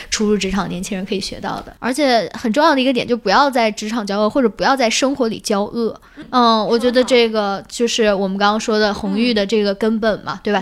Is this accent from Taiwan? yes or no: no; China; 可以看到很多我们中国人的人情这一块